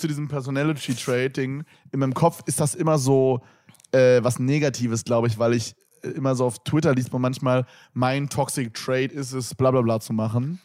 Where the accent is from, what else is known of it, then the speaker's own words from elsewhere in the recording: Berlin, Germany; ich bin echter Berliner